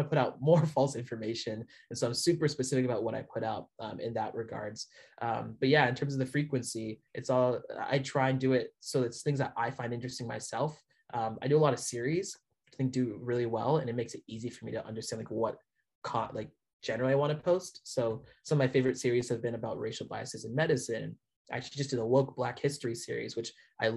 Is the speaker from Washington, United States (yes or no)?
yes; north of Seattle, Washington, United States; also born or lived in Canada; I live a little bit north of Seattle, is where I grew up